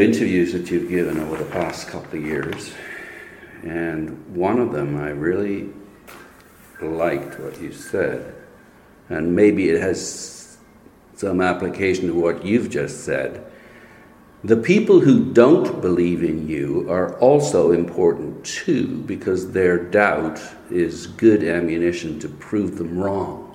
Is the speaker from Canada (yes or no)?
yes; Saskatoon, Saskatchewan, Canada; moved away as an adult; lived there until I was 22